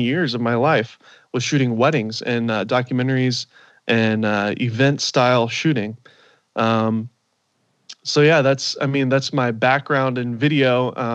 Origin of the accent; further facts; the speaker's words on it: Nashville, Tennessee, United States; moved away as an adult; also born or lived in Los Angeles, California; now in Orange County, United States; I'm from Nashville originally, and grew up out there